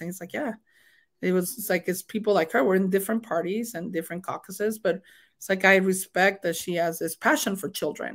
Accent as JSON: {"language": "English", "country": "Mexico", "tie": "born or raised there", "accent": "thick accent", "second_language": "English", "moved": "as an adult", "said": "as a new immigrant, because I was born and raised in Mexico"}